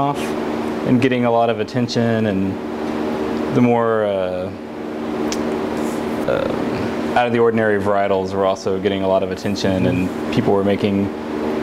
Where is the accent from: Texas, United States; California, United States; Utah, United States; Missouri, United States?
Texas, United States; South; moved away; I grew up in South Texas